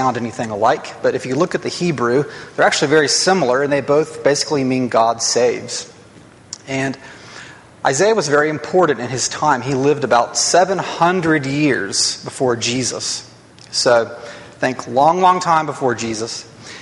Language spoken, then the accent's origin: English; Huntsville, Alabama, United States; growing up in Huntsville